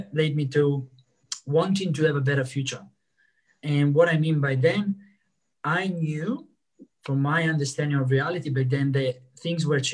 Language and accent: English; Italy; moved away as an adult; now in Australia; I'm originally from Italy, and I've been in Italy for 25 years of my life. I left 8 years ago.